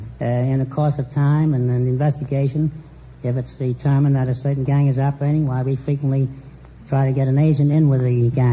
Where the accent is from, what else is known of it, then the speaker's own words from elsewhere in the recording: New York City, New York, United States; moved away; New York City, originally.